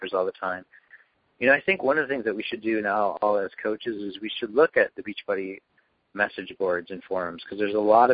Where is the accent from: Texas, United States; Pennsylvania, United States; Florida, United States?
Texas, United States; Dallas; from Dallas